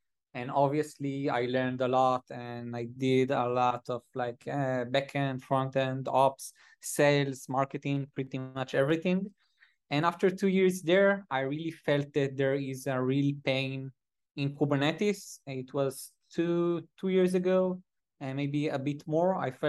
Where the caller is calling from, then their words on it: Tel Aviv, Tel Aviv District, Israel; Israel. I'm currently at Tel Aviv at the office.